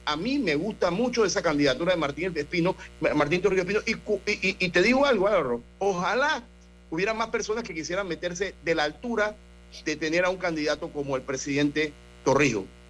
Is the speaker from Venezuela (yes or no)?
no; Panama; nosotros como panameños debemos estar orgullosos de nuestro país